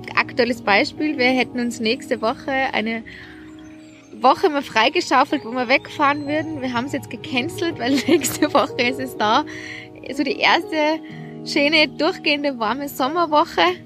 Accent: Jochberg, Tyrol, Austria; now in Salzburg, Austria; Ich komme aus Tirol, aus, aus Jochberg.

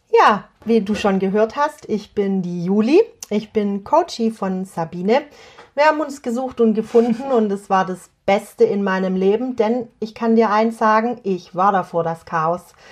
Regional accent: Swabia, Germany; accent: Swabian; ich bin eine Schwäble, das war Schwäbisch und heißt, ich komme aus dem Schwabenland

